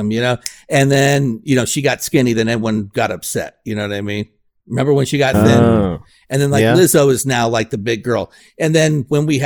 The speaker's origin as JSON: {"language": "English", "town": "Phoenix", "region": "Arizona", "country": "United States", "tie": "born or raised there", "said": "I grew up in Phoenix, West Side"}